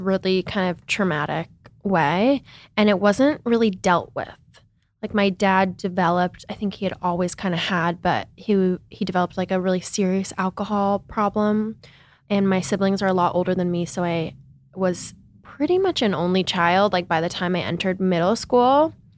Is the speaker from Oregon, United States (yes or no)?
no; Seattle, Washington, United States; moved away as an adult; also born or lived in New York; I grew up in Seattle, Washington, in a really liberal city